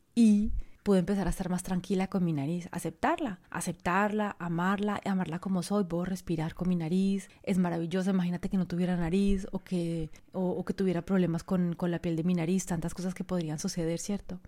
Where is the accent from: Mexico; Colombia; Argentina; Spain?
Colombia; moved away as an adult; also born or lived in France; era colombiana, venía de un país en vía de desarrollo, venía de una familia pobre